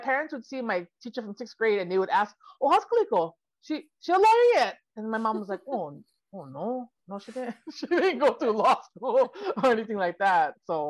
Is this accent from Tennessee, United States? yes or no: no; Lawai, Hawaii, United States; now in Los Angeles, United States; I was born and raised on Kauai, but so are my parents and most of my grandparents. So we've been there a long time.